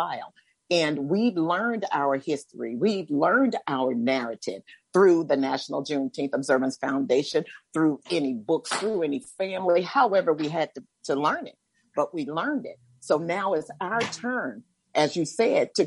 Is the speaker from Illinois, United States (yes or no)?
no; Tennessee, United States; now in Delaware, United States; I'm from Tennessee originally.